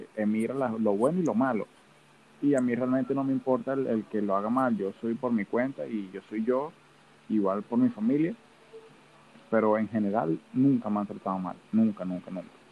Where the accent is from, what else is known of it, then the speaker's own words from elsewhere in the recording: Venezuela; moved away; la gente no cree que yo soy venezolano, me lo han dicho varias veces, ay, tú no pareces venezolano, hasta que me escuchan hablar claramente